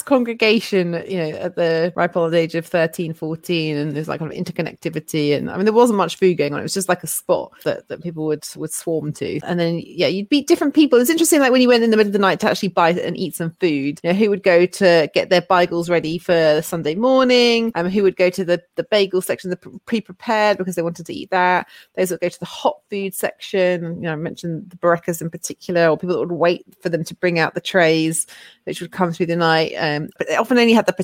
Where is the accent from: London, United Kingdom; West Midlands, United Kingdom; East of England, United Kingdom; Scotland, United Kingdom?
London, United Kingdom; I grew up in Wembley Park